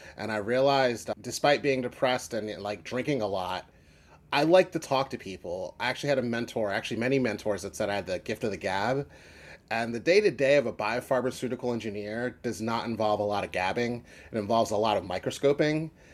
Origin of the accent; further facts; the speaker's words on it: Philadelphia, Pennsylvania, United States; I was from Philly